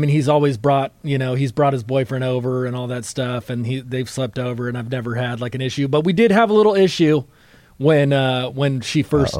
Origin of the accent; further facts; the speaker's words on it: Antioch, California, United States; now in Concord, United States; I grew up in Antioch.